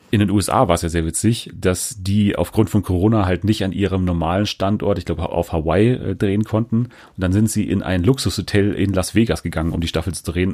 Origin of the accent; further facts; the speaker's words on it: Germany; als Deutsche